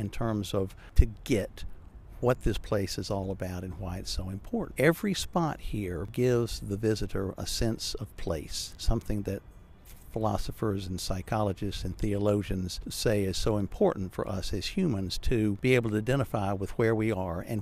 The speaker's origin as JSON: {"language": "English", "town": "Atlanta", "region": "Georgia", "country": "United States", "tie": "born or raised there", "said": "I was born and raised in Atlanta"}